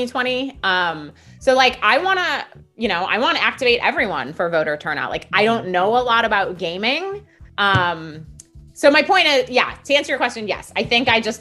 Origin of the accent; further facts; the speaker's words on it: Milwaukee, Wisconsin, United States; Milwaukee, where I'm originally from